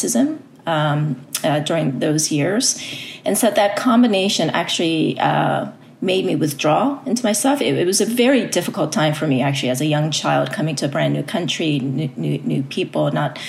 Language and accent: English; United States; first language Korean; English is a second language; also born or lived in South Korea; I immigrated to the U.S. when I was 7. However, growing up as a young person here, my family is still was very traditional.